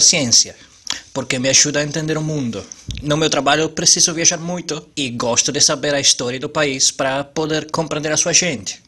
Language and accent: Portuguese; Italy; Portuguese is a second language; now in Spain; Eu sou 90 italiano que mora na Espanha